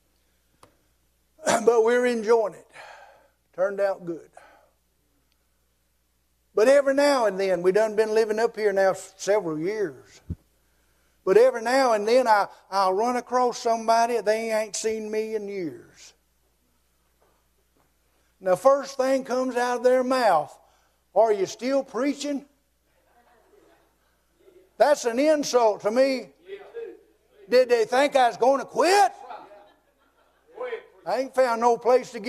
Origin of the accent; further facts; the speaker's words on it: United States; moved away; I was gone from Surrey County for 31 years, and the Lord finally let me move back home. I live in my grandpa's old house down here on Twin Oak Road where I was raised